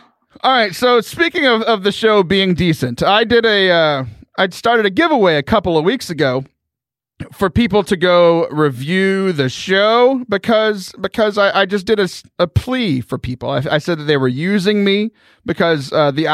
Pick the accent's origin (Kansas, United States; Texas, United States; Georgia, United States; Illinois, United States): Texas, United States; Central; I'm from Central Texas